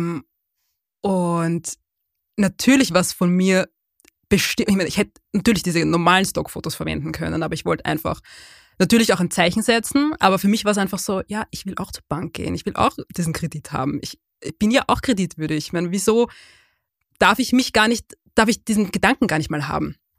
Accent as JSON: {"language": "German", "region": "Lower Austria", "country": "Austria", "tie": "born or raised there", "also_born_or_lived": "Vienna", "said": "wir sind nicht nur in Wien aufgewachsen, wir sind in Niederösterreich aufgewachsen"}